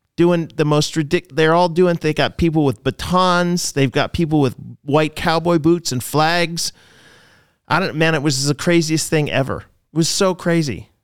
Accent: Boston, Massachusetts, United States; I was born in Boston

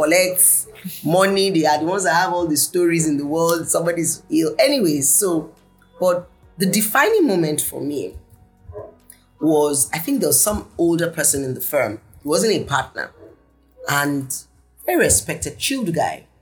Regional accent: the North, Northern Nigeria, Nigeria; moved away as an adult; also born or lived in Lagos, Nigeria; growing up in the North

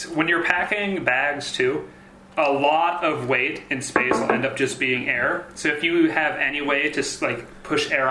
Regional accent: Minnesota, United States; moved away as an adult; now in Kyrgyzstan; I'm from Minnesota

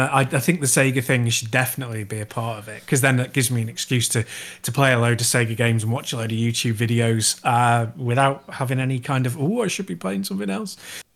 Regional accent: Chester, North West England, United Kingdom; I'm from Chester.

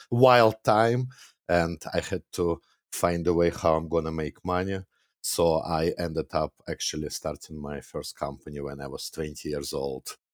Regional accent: Moscow, Russia; moved away as an adult; now in Canada; I was born and raised in Russia. Back then, actually, I was born in Soviet Union, which doesn't exist anymore, but yeah, Moscow, Russia.

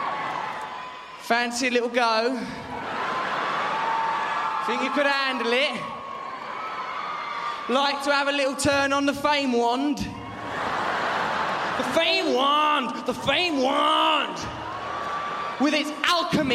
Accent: England, United Kingdom; I am an English gentleman

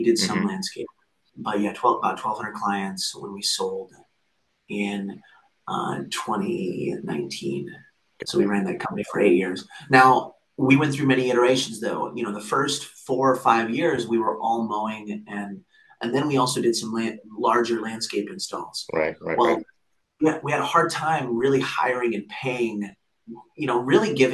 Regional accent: Cedar Rapids, Iowa, United States; we grew up in Cedar Rapids, Iowa

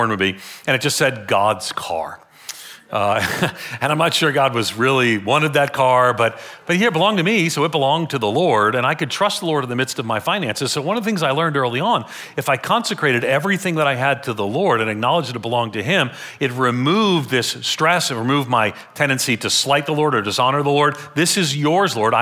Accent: United States; I'm an American

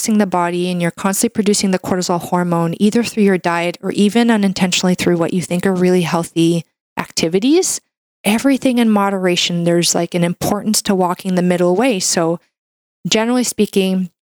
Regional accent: Canada; I'm a Canadian medical doctor

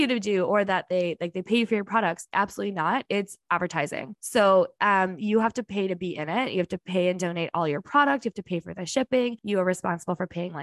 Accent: Winnipeg, Manitoba, Canada; I'm from here, there is no place like Winnipeg and Manitoba

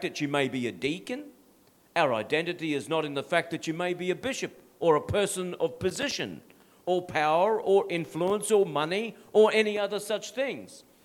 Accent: Australia; My identity is not being an Aussie guy from Dutch descent.

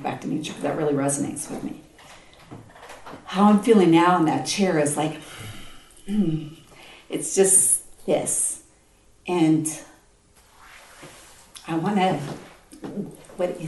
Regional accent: United States; I'm American

